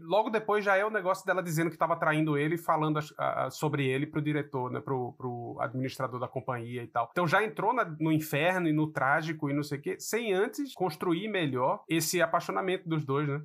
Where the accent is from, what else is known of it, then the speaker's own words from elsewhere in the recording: Brazil; moved away; não cresci num Brasil com essa discussão